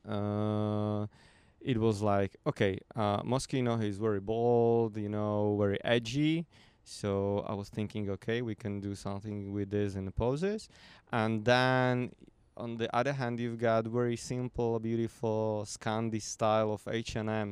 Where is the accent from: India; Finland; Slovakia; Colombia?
Slovakia; I'm from Slovakia